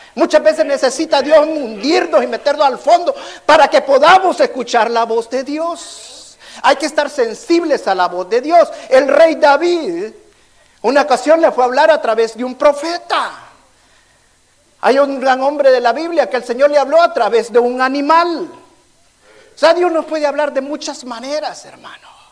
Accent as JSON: {"language": "Spanish", "country": "El Salvador", "moved": "yes", "said": "allá en mi país, en El Salvador"}